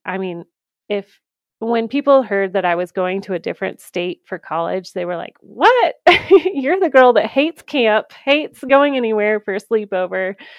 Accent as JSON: {"language": "English", "region": "Georgia", "country": "United States", "tie": "born or raised there", "also_born_or_lived": "Saint Augustine, Florida", "moved": "as an adult", "lives_now": "Colorado, United States", "said": "I grew up in Georgia, um, you know, go Bulldogs right here"}